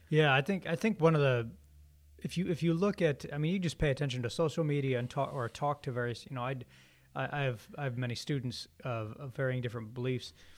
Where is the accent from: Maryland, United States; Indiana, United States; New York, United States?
Indiana, United States; northern; moved away as an adult; also born or lived in Boston area / Waco, Texas; now in Birmingham, United States; I'm originally from Indiana, uh, up in the north